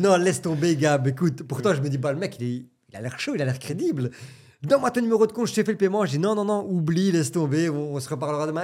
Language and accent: French; Belgium; j'ai 35 ans, je viens de Belgique